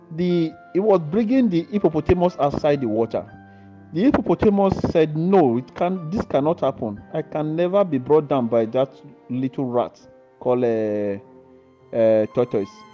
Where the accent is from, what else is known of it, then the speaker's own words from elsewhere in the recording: Nigeria; now in Italy; I'm from Nigerian. Salute. But I live here in Italy